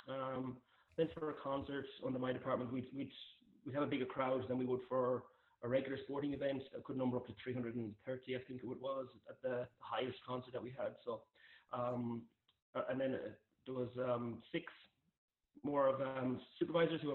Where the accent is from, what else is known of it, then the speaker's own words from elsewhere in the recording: Ireland; moved away as an adult; also born or lived in North America; Growing up in Ireland